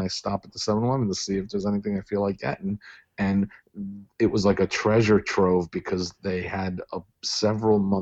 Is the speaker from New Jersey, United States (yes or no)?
yes; Sayreville, New Jersey, United States; also born or lived in Old Bridge, New Jersey; When I moved in sixth grade, I moved from Sayreville, New Jersey to Old Bridge, New Jersey.